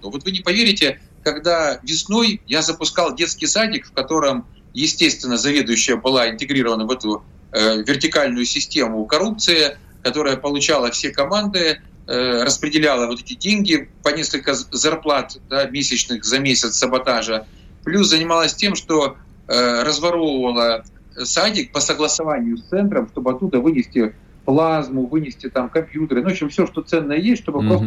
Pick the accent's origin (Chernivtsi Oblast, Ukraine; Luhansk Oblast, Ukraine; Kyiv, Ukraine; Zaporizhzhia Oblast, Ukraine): Zaporizhzhia Oblast, Ukraine; Zaporizhzhia; Запорожье – это мой родной город. Я тут свыше 30 лет прожил